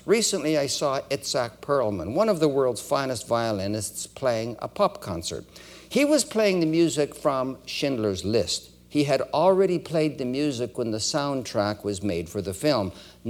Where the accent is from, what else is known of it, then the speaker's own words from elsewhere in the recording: Edmonton, Alberta, Canada; born there; also born or lived in Winnipeg / Toronto; My family left Winnipeg in 1950. Many of you are aware that I was born in Edmonton. We moved to Winnipeg in 1949.